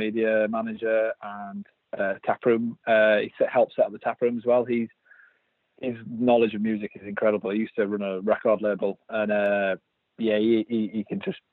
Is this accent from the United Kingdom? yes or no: yes; Yorkshire and the Humber, United Kingdom; accent: Yorkshire; my Yorkshire accent.